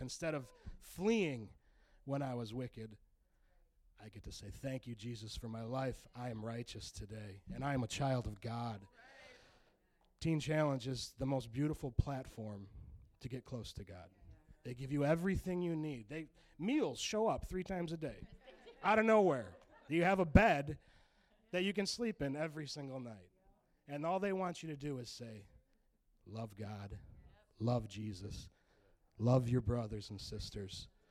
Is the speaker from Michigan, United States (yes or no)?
yes; Grand Rapids, Michigan, United States; I'm 34 from Grand Rapids